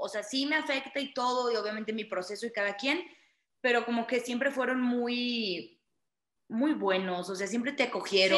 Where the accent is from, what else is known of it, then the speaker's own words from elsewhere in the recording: Monterrey, Nuevo León, Mexico; yo soy de Monterrey